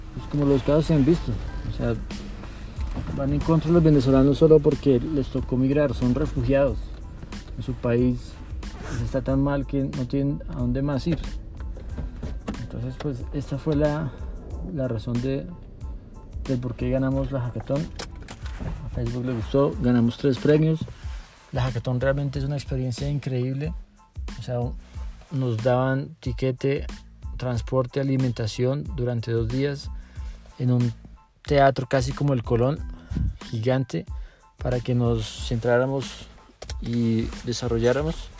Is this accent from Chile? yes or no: no; Colombia; yo soy colombiano